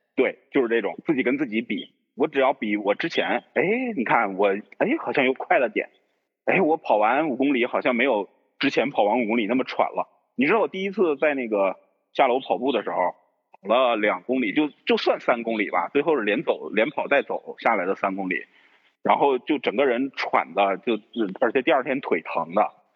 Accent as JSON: {"language": "Chinese", "area": "Northerners", "region": "northern China", "country": "China", "also_born_or_lived": "Yunnan", "said": "咱们都是北方人嘛"}